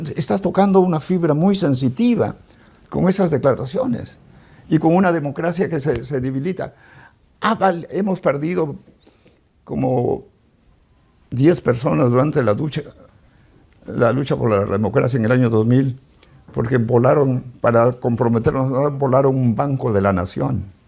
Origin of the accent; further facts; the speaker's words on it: Peru; moved away as an adult; now in United States; Yo soy peruano.